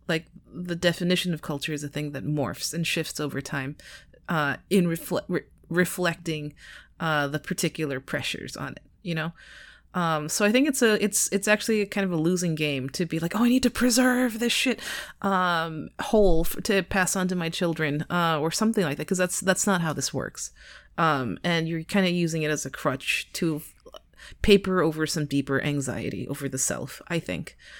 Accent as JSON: {"language": "English", "country": "United States", "said": "I am American"}